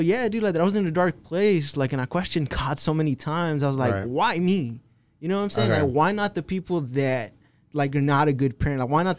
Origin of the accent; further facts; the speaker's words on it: Texas, United States; I'm from Texas.